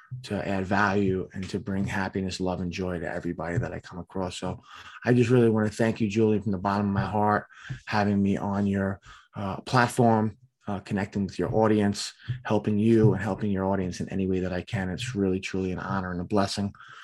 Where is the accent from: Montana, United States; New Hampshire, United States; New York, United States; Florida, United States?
New York, United States; Staten Island; I'm from Staten Island, New York.